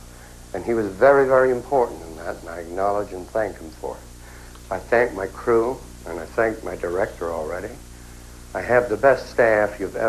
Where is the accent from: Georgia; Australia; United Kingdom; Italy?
United Kingdom; England; The first time I ever saw people of any color was when D-Day left from my hometown in England to go and free Europe from the war.